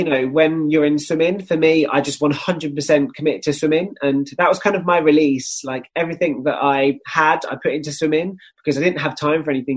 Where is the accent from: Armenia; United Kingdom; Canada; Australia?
United Kingdom; Kent, South East England; Kent. Yeah, I grew up in just outside of London